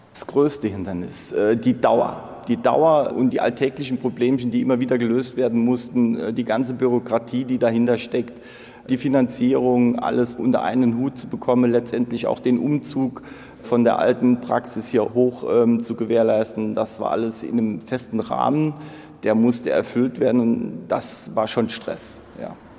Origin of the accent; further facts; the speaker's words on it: Saarland, Germany; Ich bin Saarländer. Saarländer und hier geprägt von der Kultur, vom Umfeld